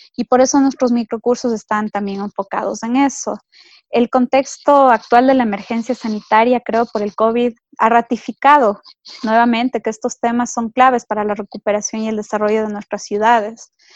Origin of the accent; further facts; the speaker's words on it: Ecuador; como ecuatoriana